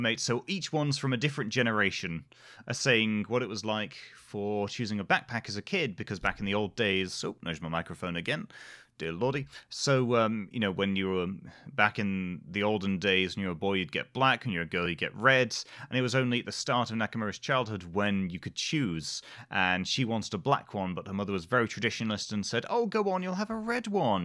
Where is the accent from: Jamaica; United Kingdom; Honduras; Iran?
United Kingdom; we're British